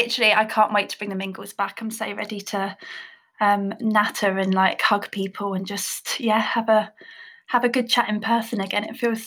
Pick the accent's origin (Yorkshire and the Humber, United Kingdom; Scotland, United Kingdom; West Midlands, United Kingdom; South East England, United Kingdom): South East England, United Kingdom; Buckinghamshire; I'm 28 years old. I grew up in Buckinghamshire, massive country girl at heart.